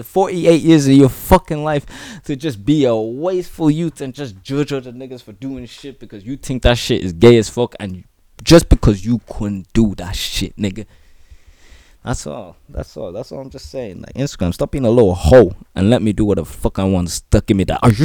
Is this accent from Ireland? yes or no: yes; Ireland; I'm Irish